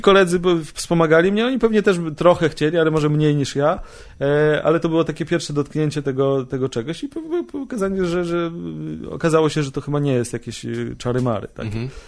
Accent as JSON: {"language": "Polish", "town": "Bielsk Podlaski", "region": "Podlaskie Voivodeship", "country": "Poland", "said": "ja pochodzę z mm, miejscowości Bielsk Podlaski, 17100 jest kod"}